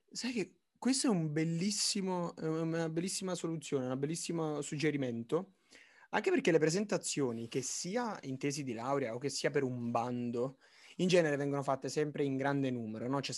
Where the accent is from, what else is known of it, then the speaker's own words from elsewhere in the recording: Naples, Campania, Italy; sono di Napoli